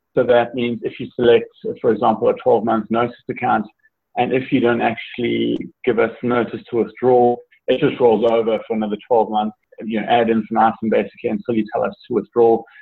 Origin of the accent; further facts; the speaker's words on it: South Africa; also born or lived in Italy / New Zealand; now in South Carolina, United States; originally a South African citizen, I grew up grew up in South Africa most of my life, uh, but have also lived in Italy uh, and New Zealand, and now live in the United States, uh, more specifically South Carolina.